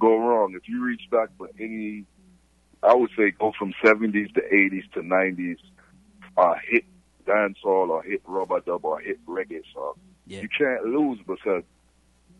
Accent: United States; as an American kid

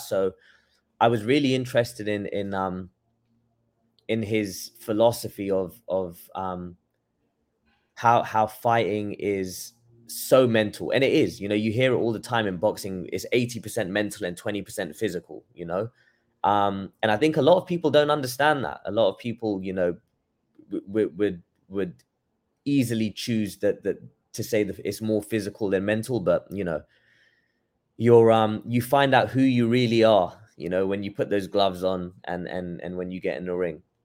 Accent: London, United Kingdom; moved away as an adult; now in Los Angeles, United States; I'm from London, born and raised there

